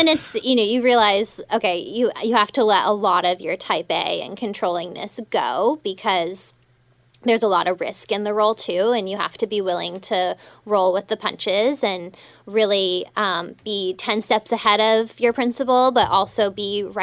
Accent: Denver, Colorado, United States; moved away; I'm originally from Denver, Colorado

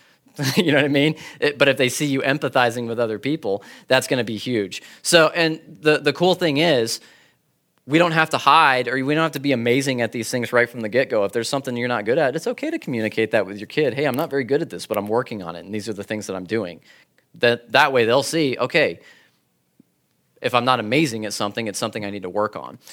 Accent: California, United States; I'm from California.

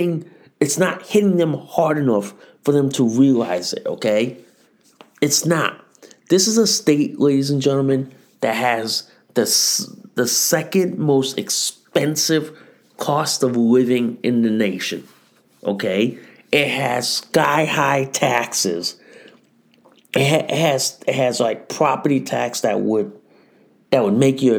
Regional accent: Connecticut, United States; in the state of Connecticut, in my hometown

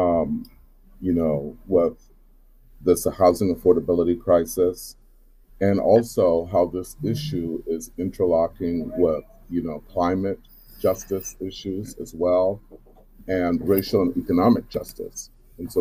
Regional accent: Charleston, South Carolina, United States; now in Seattle, United States; I'm originally from Charleston, South Carolina

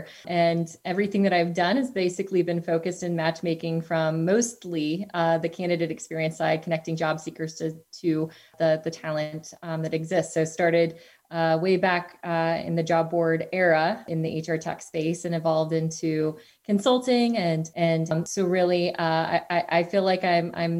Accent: Cincinnati, Ohio, United States; I'm an evangelist for my hometown

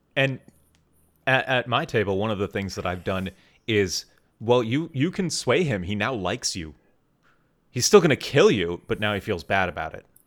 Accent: Wisconsin, United States; I grew up in Wisconsin

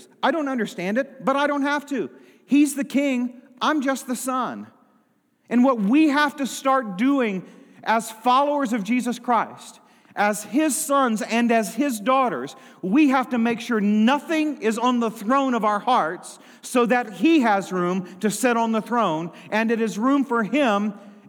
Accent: United States; I have had the privilege to be born and raised in the United States of America.

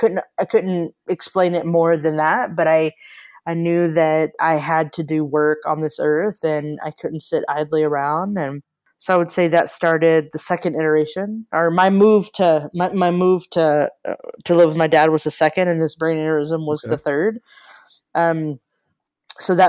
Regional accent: Texas, United States; moved away as an adult; also born or lived in Bay Area, California; I grew up in Texas. I spent 26 years in Texas

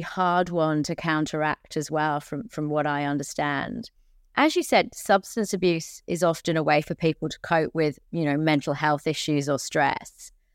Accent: England, United Kingdom; I'm from England. We can hear it from our accents

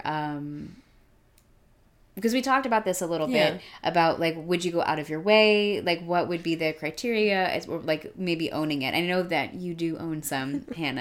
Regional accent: Arizona, United States; I grew up in Arizona

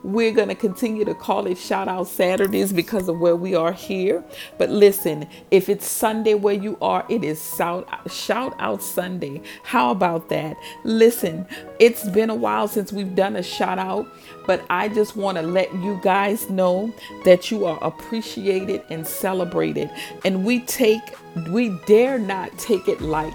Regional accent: Louisiana, United States; my hometown of Louisiana, state of Louisiana

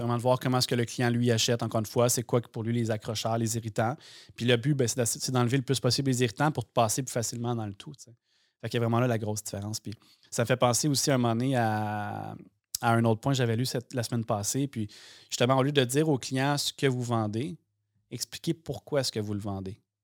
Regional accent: Sorel-Tracy, Quebec, Canada; moved away; je viens de Sorel-Tracy

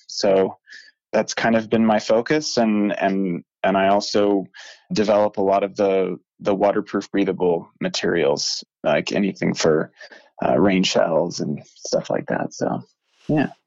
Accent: North Carolina, United States; moved away as an adult; now in Bozeman, United States; I grew up in North Carolina.

